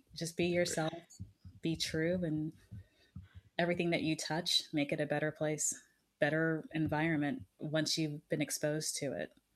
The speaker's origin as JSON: {"language": "English", "country": "United States", "said": "I was from the United States"}